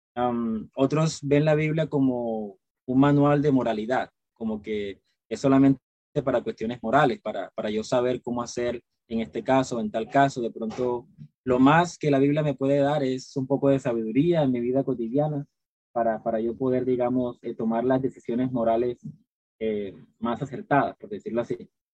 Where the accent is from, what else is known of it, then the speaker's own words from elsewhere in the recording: Cartagena, Bolívar, Colombia; Yo soy, eh, de Cartagena, Colombia